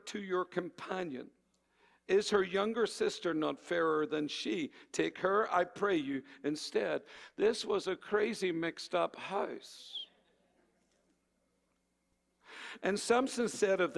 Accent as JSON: {"language": "English", "country": "Ireland", "moved": "yes", "said": "I come from Ireland"}